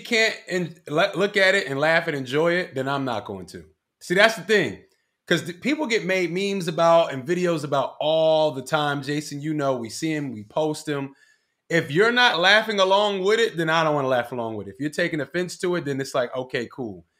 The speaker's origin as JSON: {"language": "English", "town": "Philadelphia", "region": "Pennsylvania", "country": "United States", "said": "I'm from Badlands, North Philly, right? It's a Puerto Rican neighborhood"}